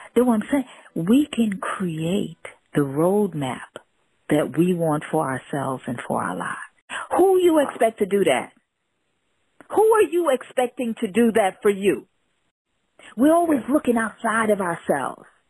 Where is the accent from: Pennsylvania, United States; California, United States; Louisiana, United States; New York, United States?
New York, United States; New York City; also born or lived in Jamaica; family from Jamaica, spent early life in Jamaica, growing up in Brooklyn